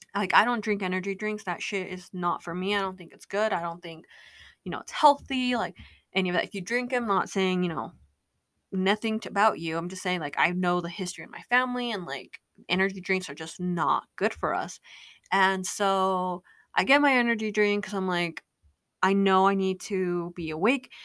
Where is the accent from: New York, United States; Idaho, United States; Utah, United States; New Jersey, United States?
Utah, United States; I'm from Utah